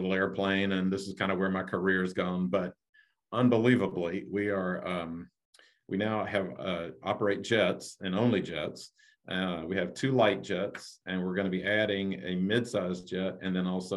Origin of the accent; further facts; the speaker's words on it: Augusta, Georgia, United States; I was born in Augusta, Georgia, and attended local